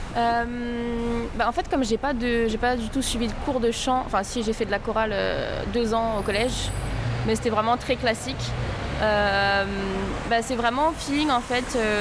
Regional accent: France; je suis française des deux côtés

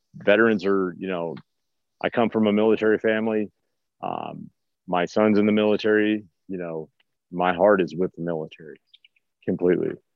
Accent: Los Angeles, California, United States; moved away as an adult; now in Missouri, United States; I grew up in the East Los Angeles till my 20s, so it's all concrete and spray paint and stuff like

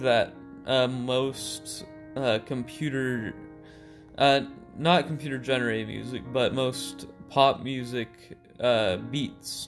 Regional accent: United States; also born or lived in Macedonia; my parents moved to the U S, uh, where I grew up

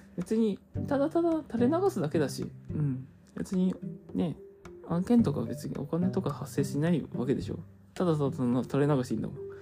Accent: Hokkaido, Japan; 北海道出身です

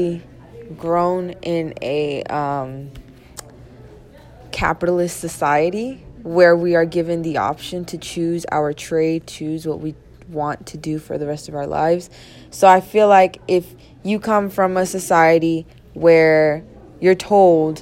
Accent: United States; as an American student

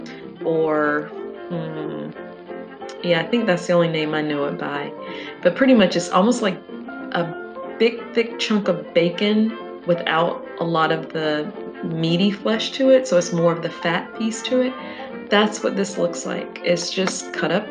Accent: the South, United States; I grew up in the South

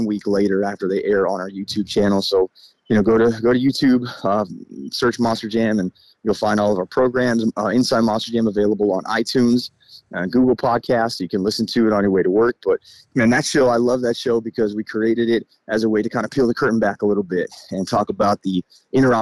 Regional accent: Baltimore, Maryland, United States; I'm from Baltimore

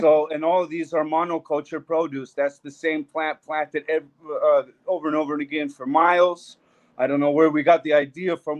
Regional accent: Albuquerque, New Mexico, United States; my hometown Albuquerque

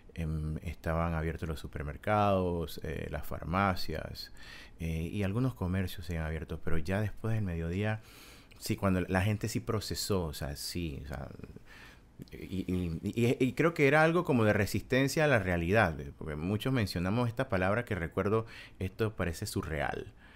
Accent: Panama; moved away as an adult; also born or lived in Kyiv, Ukraine; yo soy panameño

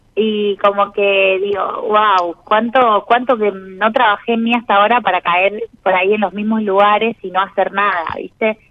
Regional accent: Arequito, Santa Fe, Argentina; moved away; also born or lived in Buenos Aires; Soy de Arequito, Santa Fe

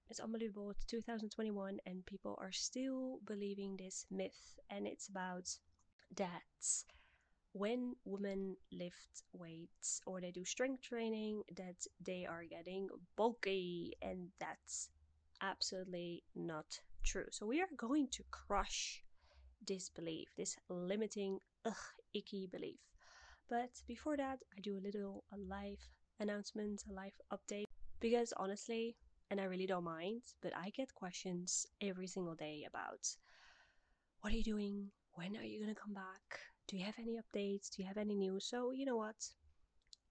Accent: Netherlands; moved away as an adult; also born or lived in Middle East; the part of Europe where I'm from the Netherlands

